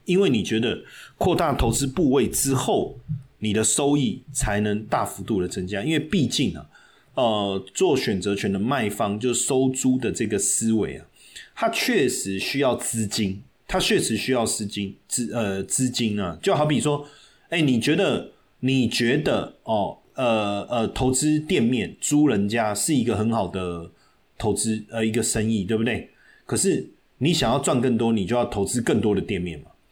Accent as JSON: {"language": "Chinese", "country": "Taiwan", "said": "我们台湾人"}